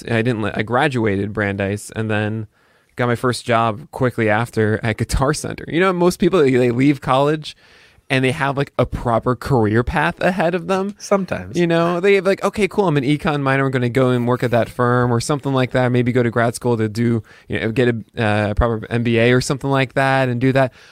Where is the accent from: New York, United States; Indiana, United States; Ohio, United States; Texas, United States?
New York, United States; Brooklyn; Wow. Park Slope. Park Slope isn't like uh, the typical Brooklyn nowadays is just yuppies with pushing